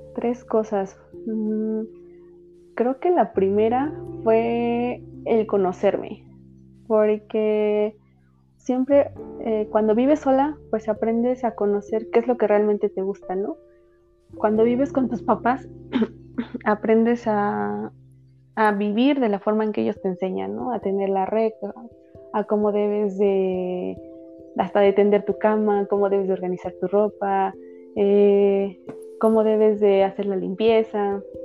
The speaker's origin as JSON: {"language": "Spanish", "town": "Tlahuelilpan", "region": "Hidalgo", "country": "Mexico", "tie": "born or raised there", "also_born_or_lived": "Pachuca", "moved": "as an adult", "lives_now": "Mexico City, Mexico", "said": "yo soy originaria de Hidalgo, pero actualmente vivo en la Ciudad de México"}